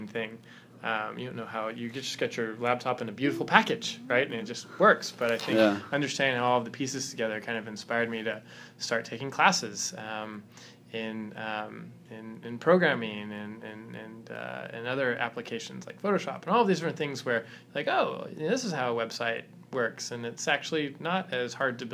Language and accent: English; Southern California, United States; I grew up in Southern California